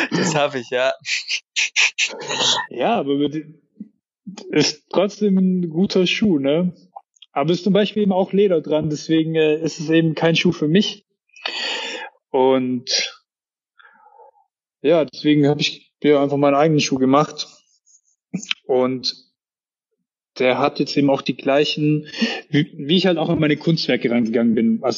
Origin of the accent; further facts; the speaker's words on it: Baden-Württemberg, Germany; Dann kosten irgendwie 700, 800 Euro so sehe ich halt dann als Schwabe auch nicht immer ein, mir sowas zu kaufen.